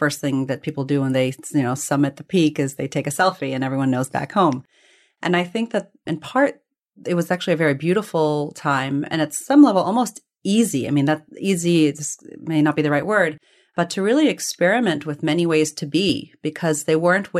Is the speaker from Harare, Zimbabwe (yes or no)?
no; Bulawayo, Zimbabwe; born there; was in Bulawayo. And so I was born in Zimbabwe, of all places.